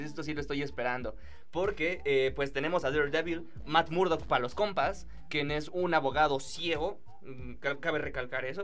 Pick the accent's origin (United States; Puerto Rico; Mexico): Mexico